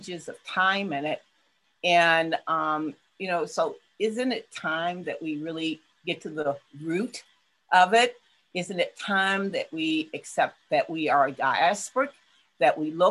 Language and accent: English; Huntington, West Virginia, United States; now in Pittsburgh, United States; my hometown of Huntington, West